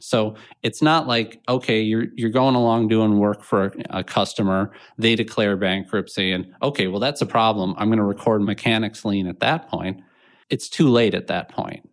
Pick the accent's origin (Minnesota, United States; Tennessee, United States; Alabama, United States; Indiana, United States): Minnesota, United States; Minnetonka; I grew up on, uh, kind of the east side of Minnetonka